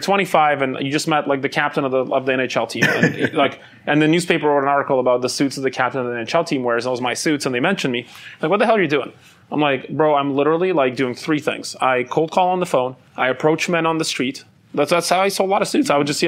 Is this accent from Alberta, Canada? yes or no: no; Vancouver, British Columbia, Canada; also born or lived in Ukraine / Soviet Union / Calgary, Canada; We came to Canada. So I grew up in Canada, and I lived most of my life in Vancouver. And then when I started the business, I moved to Calgary.